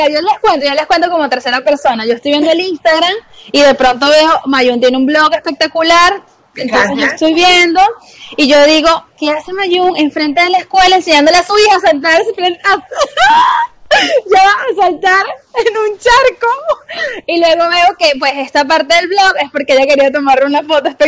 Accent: Venezuela; las dos somos de Venezuela, pero estamos en diferentes países

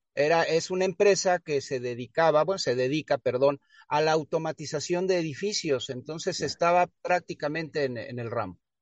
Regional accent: Mexico City, Mexico; moved away; yo nací en el extinto Distrito Federal, hoy Ciudad de México

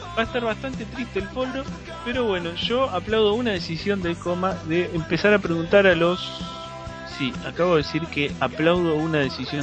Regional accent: Argentina; soy, de Argentina

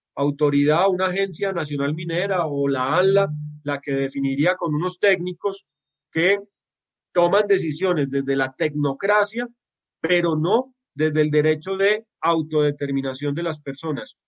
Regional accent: Antioquia, Colombia; Los antioqueños somos de una manera

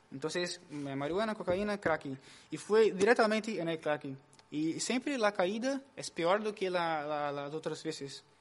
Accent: Brazil; moved away as an adult; now in Spain; sou de Brasil, né, como o Caim. Aqui em Espanha, llevo um ano e cinco meses, mais ou menos

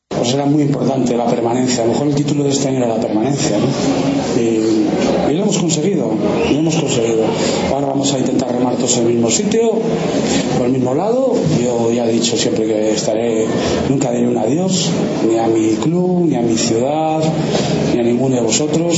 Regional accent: Valladolid, Castile and León, Spain; soy de Valladolid

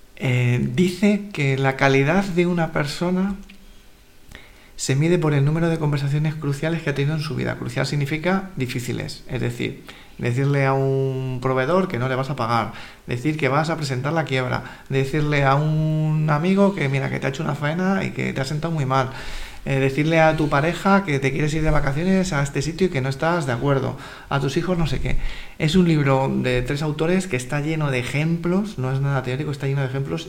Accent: Madrid, Community of Madrid, Spain; Yo soy de Carabanchel

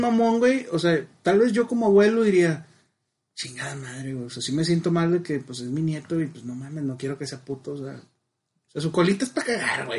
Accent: Monterrey, Nuevo León, Mexico; Pues yo siendo blanco, hombre, regio

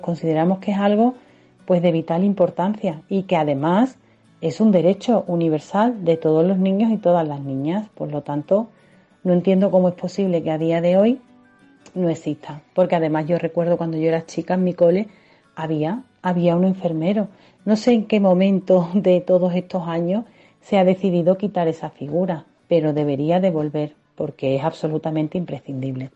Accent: Seville, Andalusia, Spain; moved away as an adult; now in Pamplona, Spain; Estaréis notando en mi acento que no soy muda aquí y efectivamente soy sevillana, pero llevo viviendo ya en Pamplona cerca de 10 años

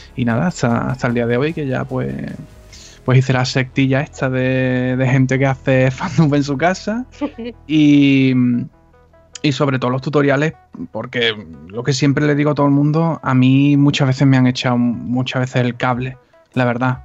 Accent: Cádiz, Andalusia, Spain; soy de Cádiz

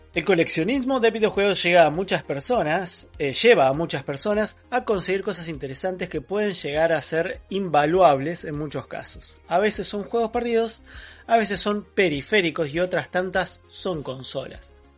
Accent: Buenos Aires, Argentina; accent: porteño; somos más porteños que provincianos

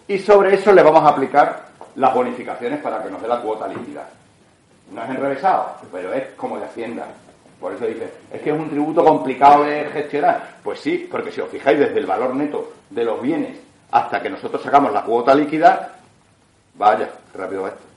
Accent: Extremadura, Spain; los extremeños somos los em, españoles con la mayor presión fiscal que hay en España

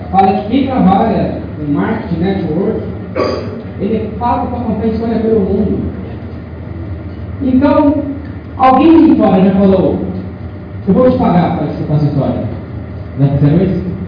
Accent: interior of Mato Grosso, Brazil; also born or lived in São Bernardo do Campo, São Paulo; Eu sou do interior de Mato Grosso. É, meus pais são comerciantes. Em 90, 99 nós vimos para Mato Grosso. Meus pais moraram em São Paulo.

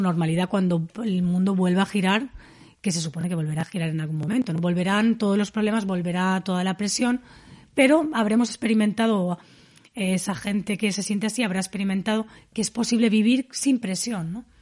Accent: Dénia, Valencian Community, Spain; mi pueblo, en Denia, que es un pueblo totalmente turístico

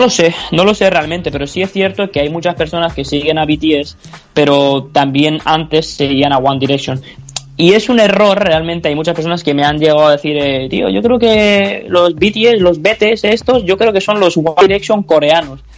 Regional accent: Almería, Andalusia, Spain; soy un chico de Almería de 22 años

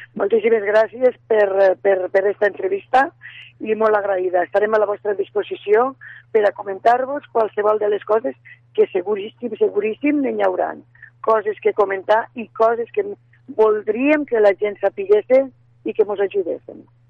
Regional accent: Lledó, Aragon, Spain; jo sóc de Lledó, eh, he viscut eh, tota la vida a Lledó, excepte eh, quan he estat estudiant

